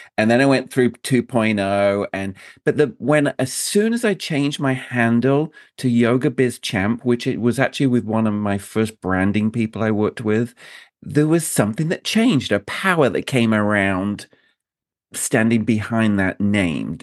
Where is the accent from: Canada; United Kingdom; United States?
United Kingdom; I'm a Brit